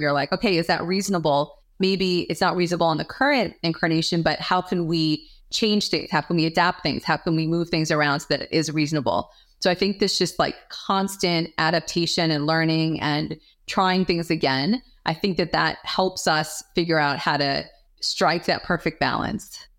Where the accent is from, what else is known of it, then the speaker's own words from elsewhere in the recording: New York, United States; moved away; I'm from New York, originally